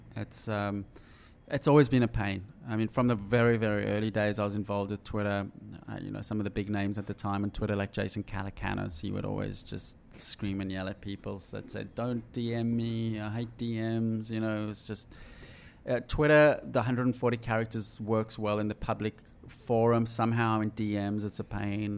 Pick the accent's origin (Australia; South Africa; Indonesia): South Africa; When I was growing up in South Africa